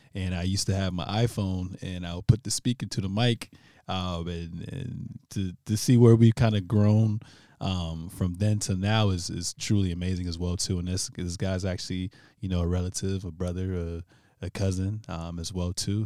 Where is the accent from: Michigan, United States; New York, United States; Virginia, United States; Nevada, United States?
Virginia, United States; I'm from Virginia